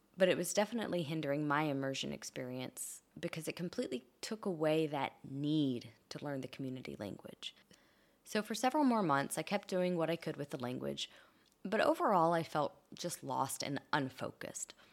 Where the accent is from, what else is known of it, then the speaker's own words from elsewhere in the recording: Kentucky, United States; first language English; moved away; I grew up in Kentucky in the southern United States, where English was the only language around me.